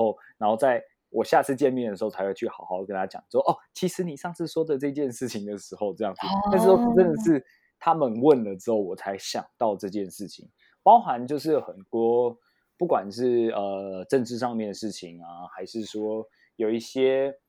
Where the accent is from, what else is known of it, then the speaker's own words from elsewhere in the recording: Taiwan; moved away; also born or lived in Japan; 我是台湾，不是泰国